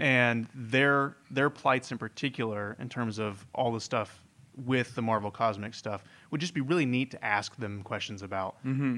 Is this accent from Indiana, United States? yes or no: yes; Indiana, United States; moved away; I'm originally from Indiana, the uh, home of corn